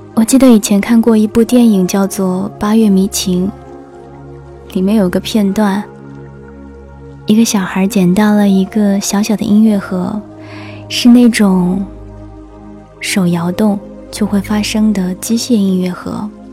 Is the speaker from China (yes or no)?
yes; China; 那我们中国人呢？说汉语的。